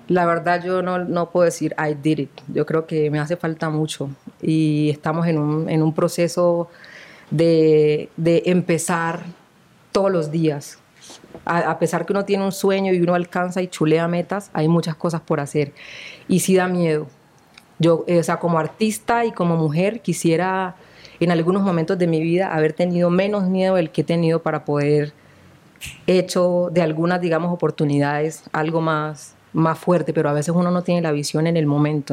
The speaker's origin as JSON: {"language": "Spanish", "region": "Chocó", "country": "Colombia", "tie": "born or raised there", "also_born_or_lived": "Condoto / Buenaventura", "moved": "yes", "said": "yo soy criada eh, en, en el Chocó"}